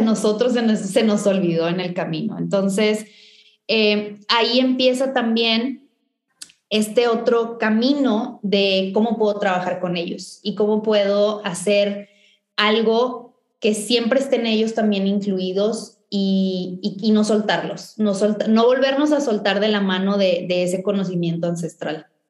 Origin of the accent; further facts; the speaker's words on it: Valle Hermoso, Tamaulipas, Mexico; yo crecí en, en Vallehermoso, en, en una ciudad muy chiquita al norte de Tamaulipas